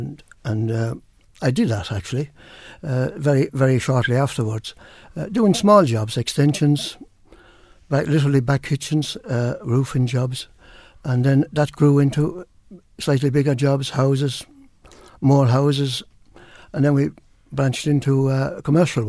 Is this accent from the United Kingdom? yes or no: no; Campile, Leinster, Ireland; moved away as an adult; now in Carlow, Ireland; I'm from Wexford originally, down a little place called Campile, and I've remained in Carlow, so I'm in Carlow for almost 50 years now